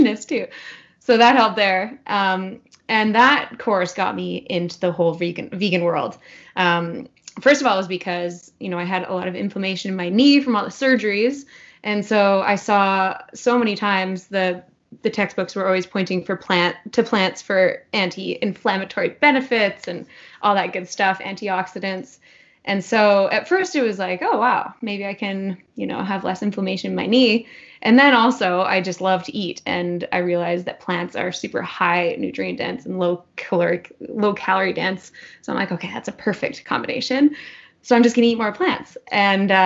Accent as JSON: {"language": "English", "town": "Whistler", "region": "British Columbia", "country": "Canada", "tie": "born or raised there", "said": "I grew up in Whistler"}